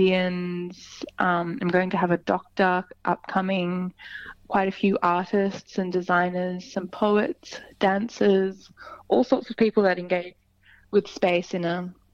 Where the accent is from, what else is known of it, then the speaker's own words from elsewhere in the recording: Sydney, New South Wales, Australia; also born or lived in London; here in Sydney, which is my hometown.